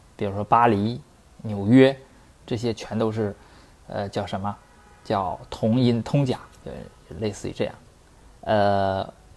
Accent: Northeast China, China; accent: Northeastern Mandarin; 我们东北话里边没有入声字

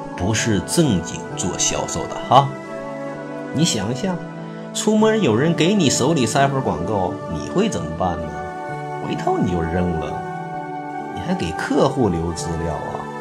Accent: China; 我们中国人

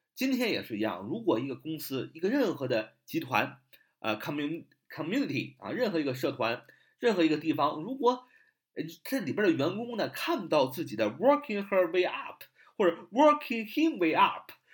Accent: China; 我们中国人

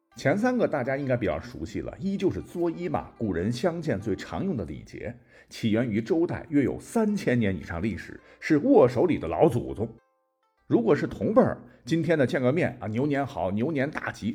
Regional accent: China; 我们中国人为什么会有守岁这样一个传统呢

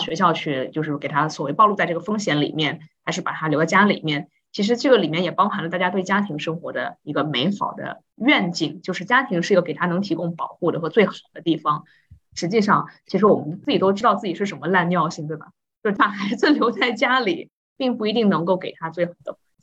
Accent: China; 就好像我们中国人，中国同学之间就会调笑说

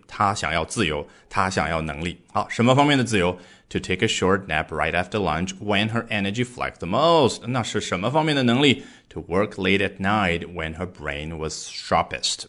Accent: China; 我们中国人非常熟悉的午休

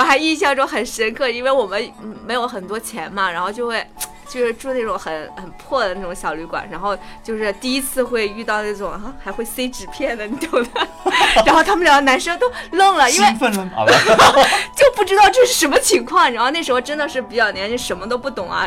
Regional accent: Tangshan, Hebei, China; 我家乡是唐山的

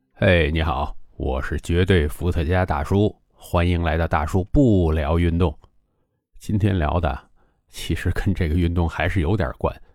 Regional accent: Beijing, China; 咱们北京人吞音

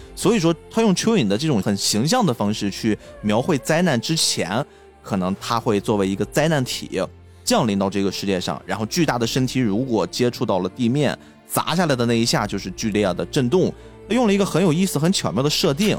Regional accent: China; 我们中国人的记忆里面其实也有几次非常大的、非常威胁很多很多人生命的灾难性地震，比如说唐山大地震，比如说零八年的汶川地震

